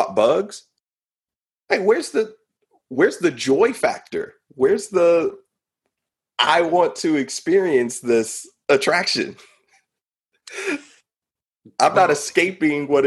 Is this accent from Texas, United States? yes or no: no; West Coast, California, United States; moved away; also born or lived in North Carolina; I grew up on the West Coast